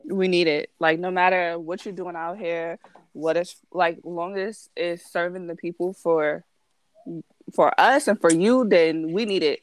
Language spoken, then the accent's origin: English; New York City, New York, United States; being a New Yorker